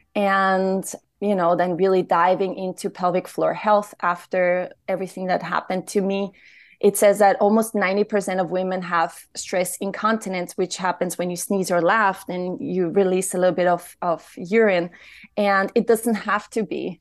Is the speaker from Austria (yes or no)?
yes; Austria; now in Austin, United States; I'm from Austria